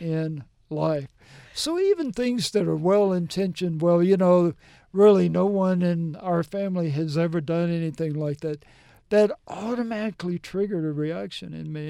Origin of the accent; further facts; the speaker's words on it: Mississippi, United States; moved away as an adult; also born or lived in Tennessee / New Jersey; I grew up in Mississippi